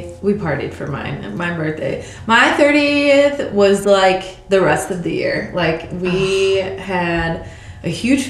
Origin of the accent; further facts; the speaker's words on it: Chicago, Illinois, United States; moved away as an adult; also born or lived in Virginia; all my hometown friends came, like, from Chicago